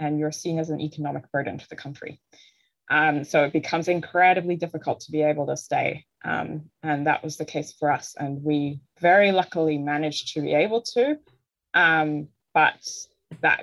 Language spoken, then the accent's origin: English; New Zealand; moved away as an adult; also born or lived in Ireland / Canada / Sweden; now in Norway; we moved to Aotearoa, New Zealand when I was nine. So that's where I mostly grew up